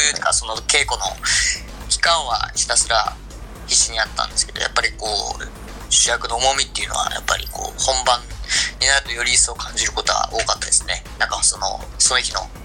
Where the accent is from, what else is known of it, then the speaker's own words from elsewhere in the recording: Kumamoto, Japan; now in Tokyo, Japan; 身はですねえー、熊本でございます